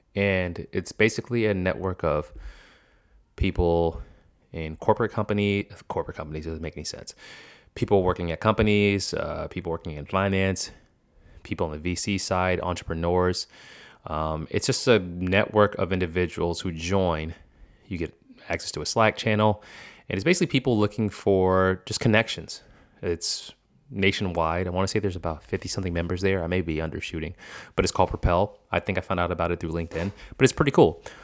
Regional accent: the North, United States; also born or lived in Boston; I'm from the north

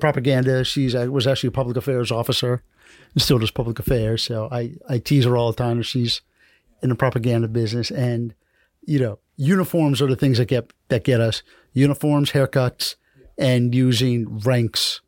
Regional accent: New York, United States; also born or lived in Washington, D.C. / New England; now in Miami, United States; I grew up in New York

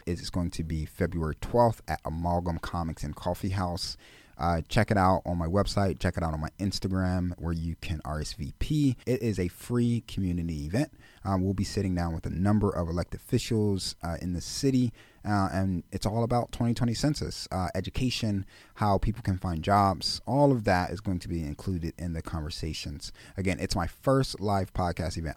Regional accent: Philadelphia, Pennsylvania, United States; I'm born and raised in Philadelphia.

